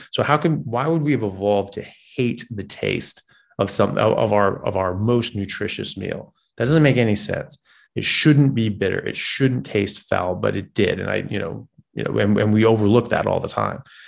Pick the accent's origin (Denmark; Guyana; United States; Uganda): United States; I'm an American, uh, medical doctor